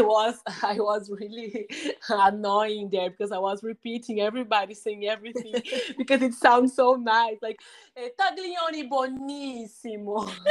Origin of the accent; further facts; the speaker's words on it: Brazil; English is a second language; we are speaking English in Brazil